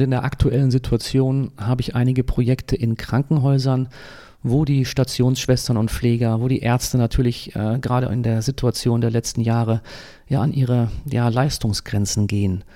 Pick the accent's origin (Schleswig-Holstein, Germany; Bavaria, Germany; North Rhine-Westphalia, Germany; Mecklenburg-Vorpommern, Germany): North Rhine-Westphalia, Germany; Dortmund; also born or lived in Munich / Ravensburg / Fuerteventura; now in Eckernförde, Germany; ich bin gebürtiger Dortmunder. Ja, das äh, ist bin im Ruhrgebiet aufgewachsen